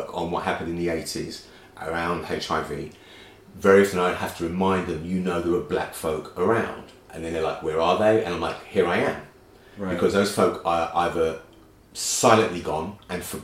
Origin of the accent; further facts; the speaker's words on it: London, United Kingdom; growing up in Brixton, at the time that I did, with a racist police force